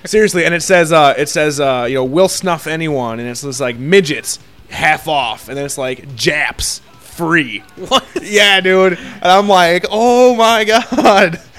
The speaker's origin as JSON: {"language": "English", "country": "United States", "said": "I'm an American. I'm American."}